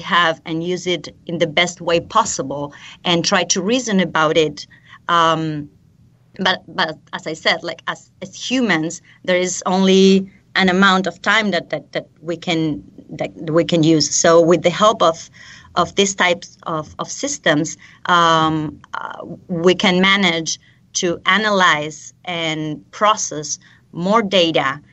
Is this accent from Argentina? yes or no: yes; Buenos Aires Province, Argentina; also born or lived in London / College Park, Maryland / Oxford; now in Buenos Aires, Argentina; I'm from Argentina, from a small town in the south of the province of Buenos Aires. But I'm currently living in the capital of Buenos Aires.